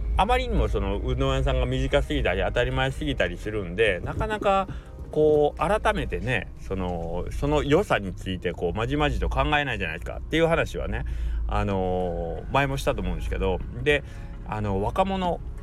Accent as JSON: {"language": "Japanese", "region": "Kagawa", "country": "Japan"}